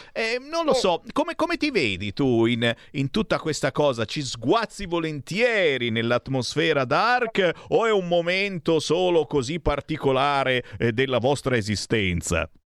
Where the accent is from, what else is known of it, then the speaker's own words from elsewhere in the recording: Monza, Lombardy, Italy; moved away; sono nato a Monza, ho oh. vissuto a Monza, che eh. zona? Io abitavo zona San Fruttuoso